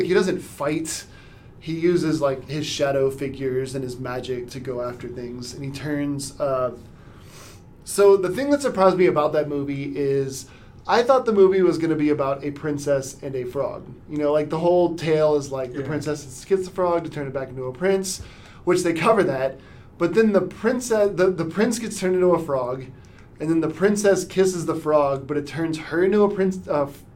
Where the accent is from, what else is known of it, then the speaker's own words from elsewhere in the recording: Louisiana, United States; moved away; I'm originally from Louisiana